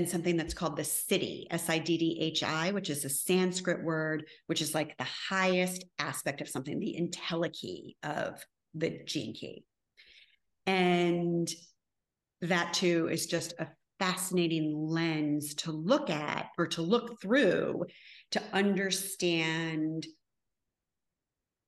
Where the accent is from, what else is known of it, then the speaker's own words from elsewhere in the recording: Connecticut, United States; moved away; I'm from Connecticut originally, so I say the super wicked ugly